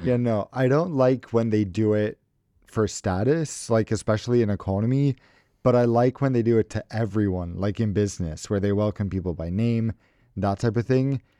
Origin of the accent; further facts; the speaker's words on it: United States; I'm American